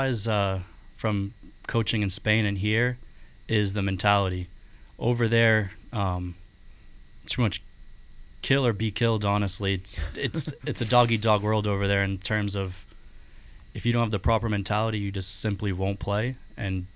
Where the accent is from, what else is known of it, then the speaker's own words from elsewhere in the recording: Braintree, Massachusetts, United States; my house where I grew up in Braintree, Massachusetts